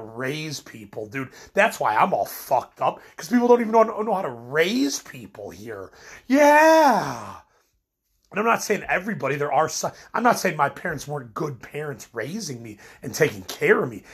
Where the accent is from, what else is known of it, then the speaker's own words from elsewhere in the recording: Midwest, United States; I'm from the Midwest